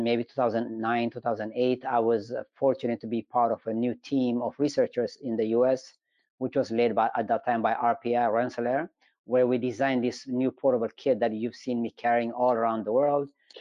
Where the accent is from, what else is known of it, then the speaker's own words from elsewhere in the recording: Ethiopia; now in United States; I'm originally from Ethiopia